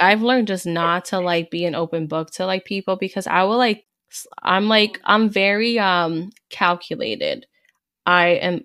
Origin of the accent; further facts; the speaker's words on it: Hudson County, New Jersey, United States; I'm actually from North, you know, North Jersey, Hudson County